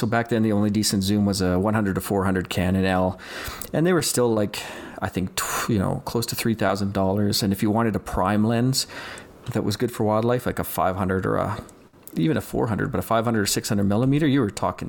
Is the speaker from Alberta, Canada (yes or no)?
yes; Calgary, Alberta, Canada; I'm from Calgary, Alberta, and I'm just a hobby photographer